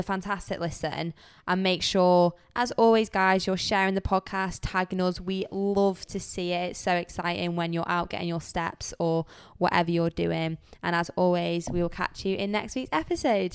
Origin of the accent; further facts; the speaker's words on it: United Kingdom; we're also British